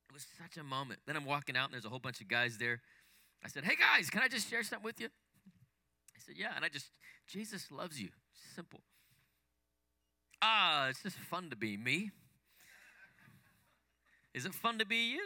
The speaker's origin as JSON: {"language": "English", "town": "Salt Lake City", "region": "Utah", "country": "United States", "tie": "born or raised there", "said": "I grew up in Salt Lake City, Utah. I was born and raised there"}